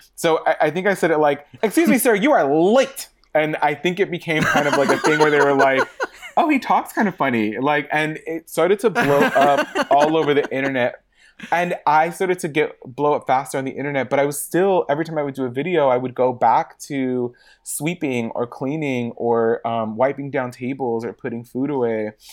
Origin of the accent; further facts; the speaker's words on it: Los Angeles, California, United States; I'm born and raised in Hollywood, uh, like, Hollywood proper